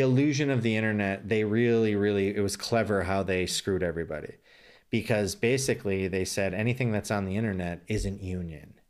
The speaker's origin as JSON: {"language": "English", "country": "United States", "lives_now": "Los Angeles, United States", "said": "as an American"}